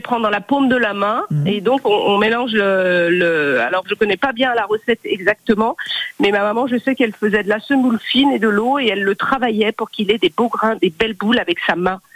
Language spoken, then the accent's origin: French; Algeria; now in La Ciotat, France; je suis algérienne, donc ça vient de la région d'Oran